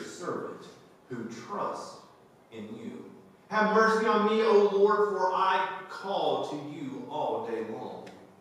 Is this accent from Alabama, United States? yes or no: yes; Alabama, United States; growing up in Alabama, we fished a lot